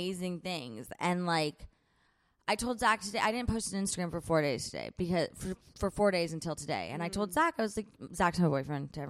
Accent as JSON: {"language": "English", "town": "San Diego", "region": "California", "country": "United States", "tie": "born or raised there", "also_born_or_lived": "Nashville, Tennessee / Long Beach, California", "said": "I was born in Nashville, went to school in Long Beach, but other than that, lived in San Diego"}